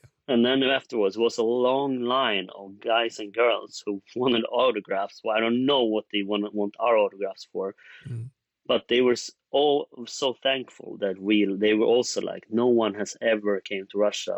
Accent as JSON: {"language": "English", "country": "Sweden", "said": "we're in Sweden, we're from Sweden"}